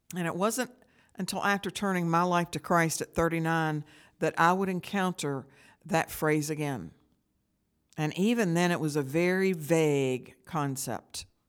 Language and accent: English; St. Albans, West Virginia, United States; I grew up in Saint Albans, West Virginia